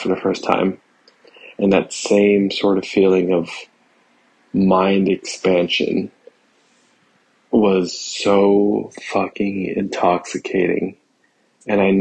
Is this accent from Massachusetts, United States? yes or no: yes; Massachusetts, United States; moved away as an adult; also born or lived in Los Angeles, California; I was home in my hometown in Massachusetts